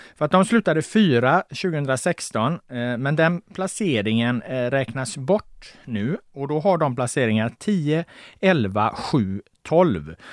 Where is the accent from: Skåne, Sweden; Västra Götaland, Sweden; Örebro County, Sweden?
Västra Götaland, Sweden; Gothenburg; jag är från Göteborg